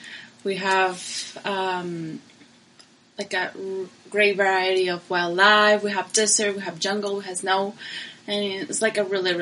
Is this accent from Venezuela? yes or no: yes; Caracas, Capital District, Venezuela; English is a second language; moved away; I didn't live like in Caracas. I was born in Caracas, and all my life was in Caracas, but I was living in the mountain area.